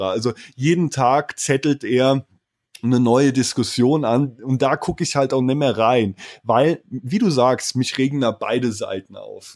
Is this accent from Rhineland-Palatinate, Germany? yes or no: yes; Moselle region between Koblenz and Trier, Rhineland-Palatinate, Germany; accent: Moselle Franconian; moved away as an adult; die coolen Jungs nennen das, wo ich herkomme, Mosel County. Ist zwischen Koblenz und Trier in Rheinland-Pfalz